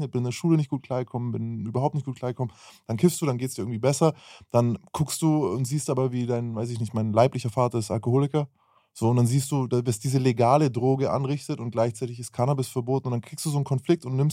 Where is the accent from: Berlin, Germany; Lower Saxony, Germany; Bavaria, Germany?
Bavaria, Germany; ich bin in Bayern aufgewachsen